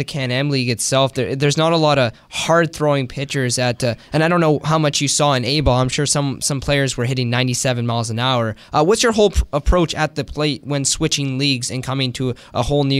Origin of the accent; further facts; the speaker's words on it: Canada; I'm born here in Canada